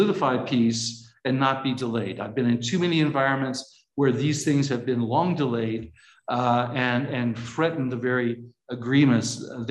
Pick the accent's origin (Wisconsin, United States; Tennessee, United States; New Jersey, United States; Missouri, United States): Missouri, United States; I was born and raised in Missouri. So as you know, it's the show me state